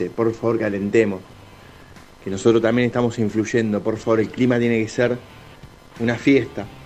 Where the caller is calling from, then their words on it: Mar del Plata, Buenos Aires Province, Argentina; Hola cartones … de Mar de Plata.